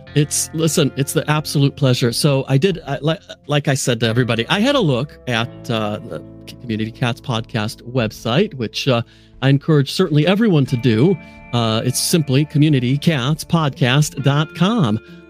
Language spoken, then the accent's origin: English; United States; now in Nottingham, United Kingdom; I happen to be in Nottingham, England, the home of Robin Hood. Uh, even though I am American, I reside here